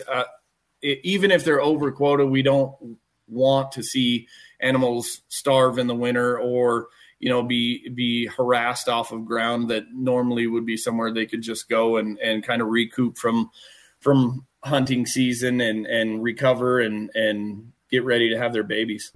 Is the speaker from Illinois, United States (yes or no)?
no; Douglas, Wyoming, United States; growing up in Douglas and and the Casper area